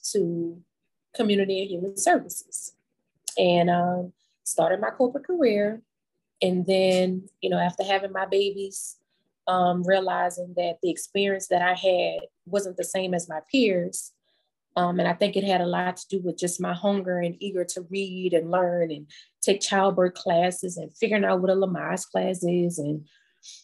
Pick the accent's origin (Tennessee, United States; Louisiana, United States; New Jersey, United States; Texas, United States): Louisiana, United States; New Orleans; moved away as an adult; now in Baton Rouge, United States; I am originally from New Orleans, Louisiana, but I have been in Baton Rouge since Katrina.